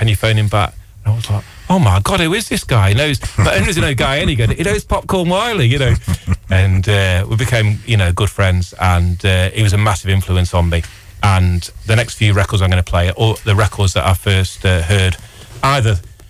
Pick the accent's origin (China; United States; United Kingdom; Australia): United Kingdom; Burton-on-Trent, West Midlands; when I said I was from Burton